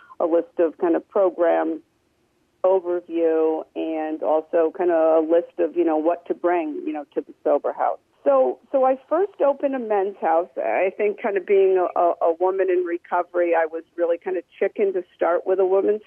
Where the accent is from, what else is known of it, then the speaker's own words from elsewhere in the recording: Brantford, Ontario, Canada; I'm from Brantford, and I had always wanted to have a house in Brantford